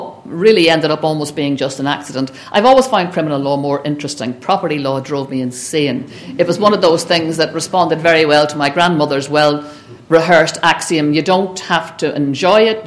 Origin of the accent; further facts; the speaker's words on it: Belfast, Northern Ireland, United Kingdom; When I grew up in Belfast